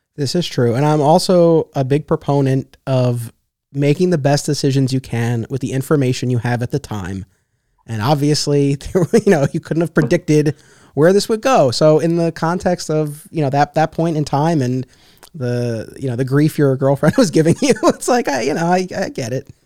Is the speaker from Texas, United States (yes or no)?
no; Westchester County, New York, United States; I grew up in Westchester County, New York